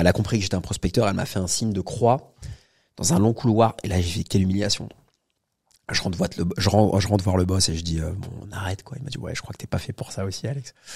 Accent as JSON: {"language": "French", "town": "Paris", "region": "Île-de-France", "country": "France", "tie": "born or raised there", "said": "j'ai 37 ans, je suis né à Paris"}